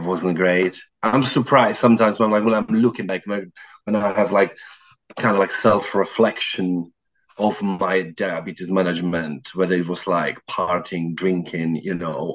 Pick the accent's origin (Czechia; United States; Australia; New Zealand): Czechia; also born or lived in South London; now in London, United Kingdom; I'm originally from Czech Republic, but currently living in South London.